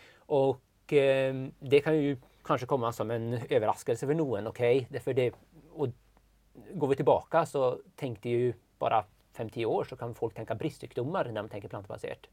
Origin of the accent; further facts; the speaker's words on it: northern Sweden, Sweden; moved away as an adult; now in Norway; jag är uppväxt i norra Sverige